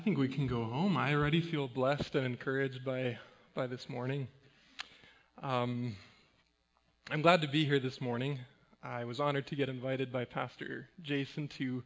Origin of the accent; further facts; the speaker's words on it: Mexico; moved away; also born or lived in Winnipeg, Manitoba, Canada; I grew up in Mexico.